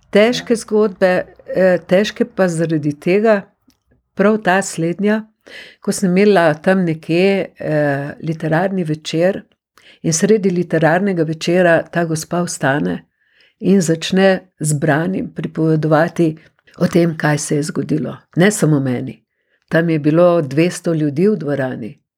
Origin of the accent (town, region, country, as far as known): Slovenia